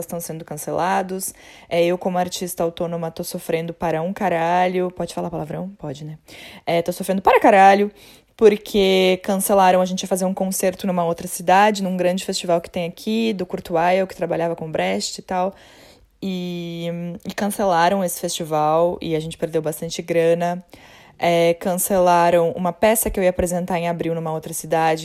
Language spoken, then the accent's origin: Portuguese; Porto Alegre, Rio Grande do Sul, Brazil; moved away as an adult; now in Bochum, Germany; eu sou de Porto Alegre e moro aqui em Bochum, na Alemanha, há seis anos já